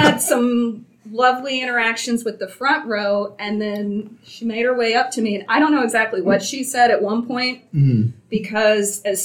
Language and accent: English; Kansas, United States; now in New York, United States; I was born in Kansas